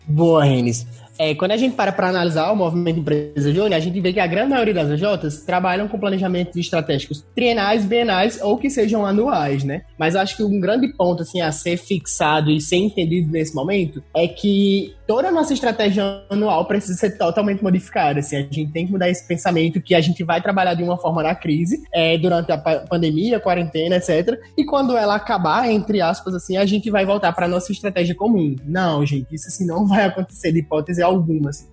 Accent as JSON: {"language": "Portuguese", "region": "interior of Rio Grande do Norte", "country": "Brazil", "said": "eu sou potiguar, sou lá do interior do Rio Grande do Norte."}